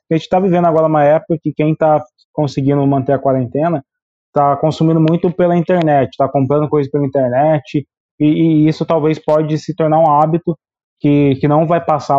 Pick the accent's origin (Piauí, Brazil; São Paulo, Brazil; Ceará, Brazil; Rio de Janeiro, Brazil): São Paulo, Brazil; interior of; eu sou aqui do interior de São Paulo